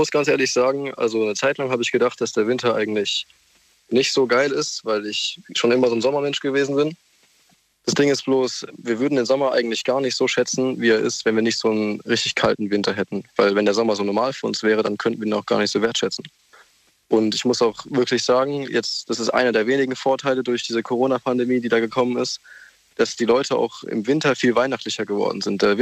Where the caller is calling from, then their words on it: Bobenheim-Roxheim, Rhineland-Palatinate, Germany; Ich komme aus Bobenheim-Roxheim.